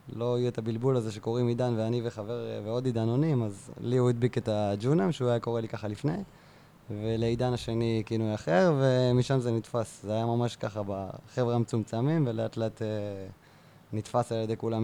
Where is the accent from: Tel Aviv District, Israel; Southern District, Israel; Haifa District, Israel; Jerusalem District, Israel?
Southern District, Israel; Beersheba; also born or lived in central Israel; now in Kibbutz Ruhama, Israel; אני באר שבעי, כן. גדלתי בנווה זאב